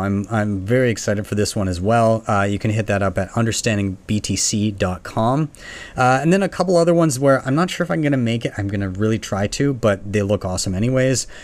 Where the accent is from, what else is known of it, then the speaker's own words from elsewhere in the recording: Canada; I'm from Canada